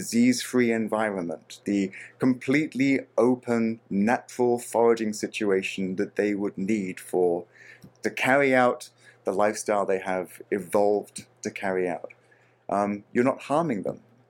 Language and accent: English; Australia; My home country of Australia